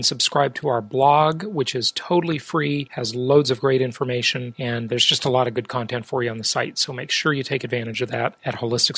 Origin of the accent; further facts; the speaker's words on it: California, United States; my home state of California.